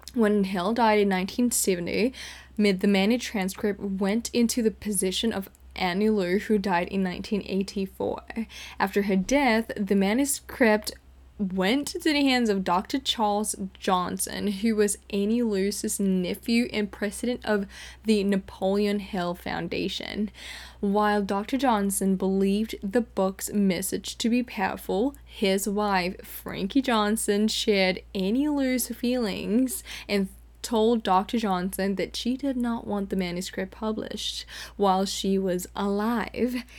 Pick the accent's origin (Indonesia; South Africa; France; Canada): Indonesia; Jakarta; moved away as an adult; now in California, United States; I grew up in Jakarta, Indonesia